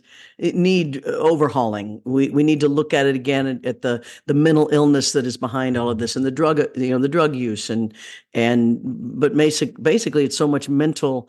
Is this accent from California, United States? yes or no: no; Leavenworth, Kansas, United States; I'm from Leavenworth, Kansas